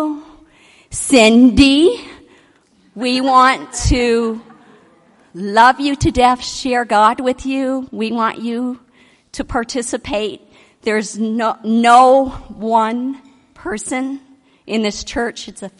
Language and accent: English; Michigan, United States; now in Texas, United States; I'm from Michigan. All of my family is in Michigan, youngest of eight